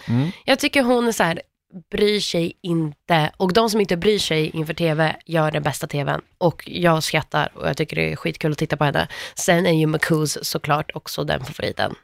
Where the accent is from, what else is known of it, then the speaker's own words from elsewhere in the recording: Värmland, Sweden; samma ställe som jag kommer ifrån, Värmland.